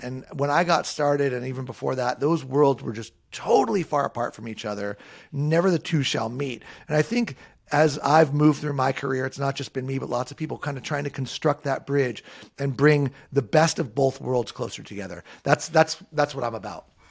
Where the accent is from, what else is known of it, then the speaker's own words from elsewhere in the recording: Southern California, United States; I grew up in Southern California, a surfer and a skater